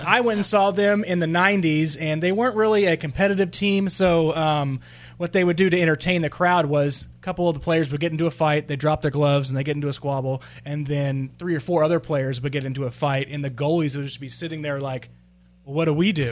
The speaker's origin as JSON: {"language": "English", "region": "Texas", "country": "United States", "said": "I am from Texas, but anybody in Dallas is like a uh, continent away from me"}